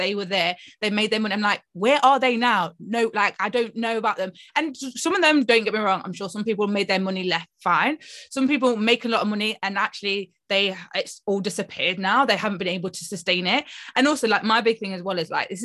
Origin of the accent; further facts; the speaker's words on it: Nottingham, East Midlands, United Kingdom; I'm from Nottingham